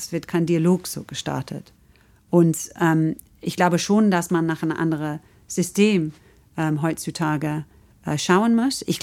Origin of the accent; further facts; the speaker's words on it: England, United Kingdom; German is a second language; also ich komme aus England und sehe es irgendwie so extremer